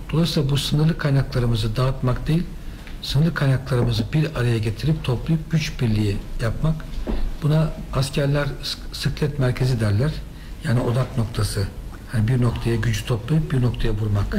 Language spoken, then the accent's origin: Turkish; Düzce, Turkey; benim orası memleketim